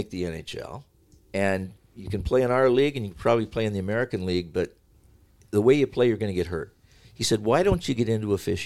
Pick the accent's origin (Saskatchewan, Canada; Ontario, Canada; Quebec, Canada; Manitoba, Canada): Ontario, Canada; Sarnia; my hometown in Sarnia